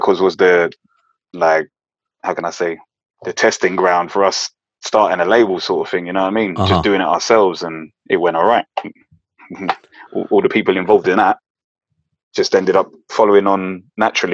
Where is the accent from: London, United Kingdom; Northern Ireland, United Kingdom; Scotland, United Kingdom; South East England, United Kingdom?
London, United Kingdom; also born or lived in Neasden; I was born in North London, but they were all from East. And then when I was still like maybe 8 or 9, I must have moved to Northwest, Neasden